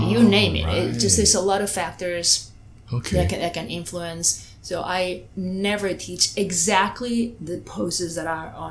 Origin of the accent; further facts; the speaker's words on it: Spain; English is a second language; moved away; I'm originally from Spain